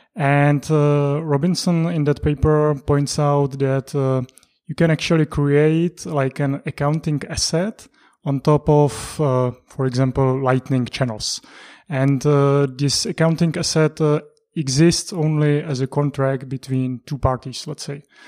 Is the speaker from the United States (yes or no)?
no; Prague, Czechia; I'm from Prague as well. I was actually, uh, born, mm, not that far away from Prague, and I lived in Prague for thirty years